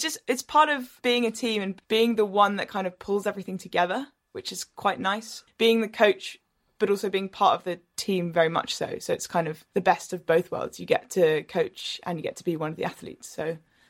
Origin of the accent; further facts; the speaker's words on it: London, United Kingdom; moved away as an adult; now in Cambridge, United Kingdom; I grew up in Putney, which is where the start of the boat race is.